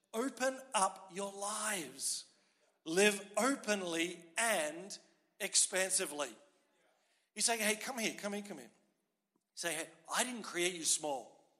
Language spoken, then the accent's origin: English; Australia; accent: Australian; moved away as an adult; now in Quebec, Canada